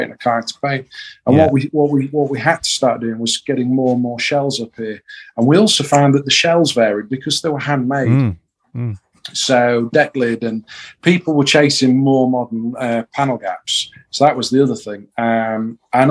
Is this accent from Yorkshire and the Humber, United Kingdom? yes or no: yes; Yorkshire and the Humber, United Kingdom; we're from Yorkshire